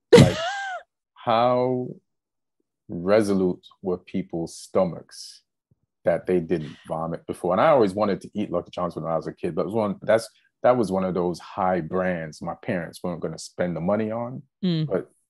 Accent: Jamaica; also born or lived in England; now in United States; I say I was like, came to America from Jamaica, but I was born in England.

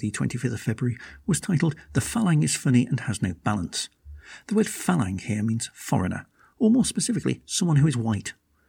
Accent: United Kingdom; I say, it's hot, a lot, but I'm British, so again, my reference point is different.

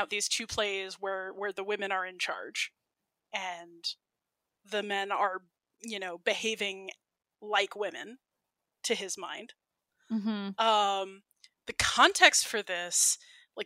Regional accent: United States; I'm American

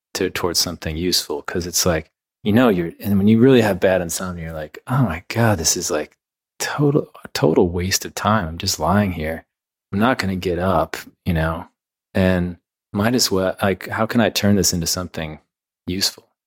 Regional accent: Midwest, United States; moved away; also born or lived in New York; growing up in the Midwest

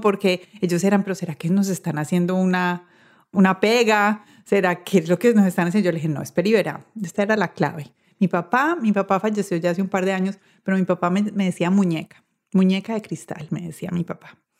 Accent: Medellín, Antioquia, Colombia; Yo soy de Medellín

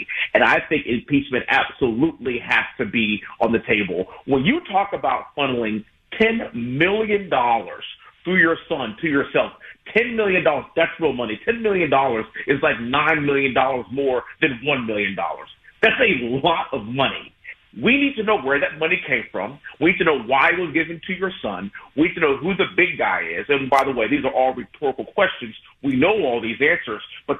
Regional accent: United States; I'm an American first. I'm a husband. I'm a father. I'm a veteran. I'm a West Point graduate. I'm a congressman.

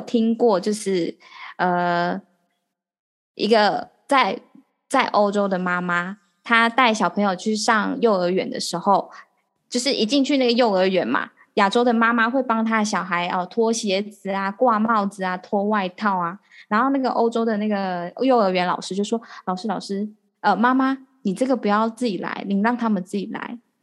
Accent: Taiwan; 我们台湾人

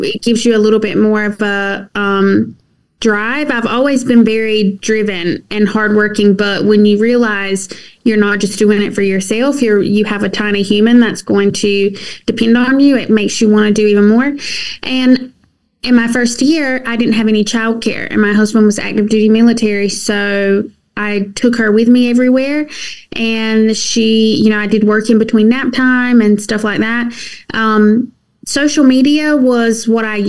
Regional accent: southeastern North Carolina, United States; moved away as an adult; now in Columbia, South Carolina, United States; I'm originally from North Carolina, southeastern North Carolina

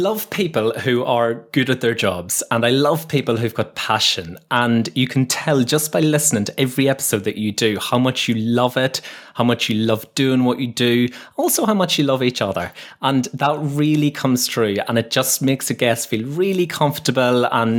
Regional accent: Northern Ireland, United Kingdom; now in Leeds, United Kingdom; So I'm actually in a place called Leeds at the moment. Leeds is in Northern England. I don't know if you can tell by the accent or not, but I'm from Northern Ireland originally.

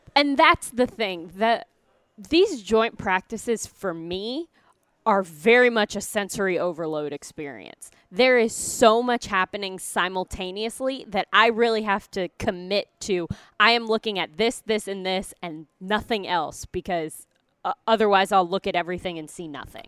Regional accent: Missouri, United States; moved away; I'm from Missouri

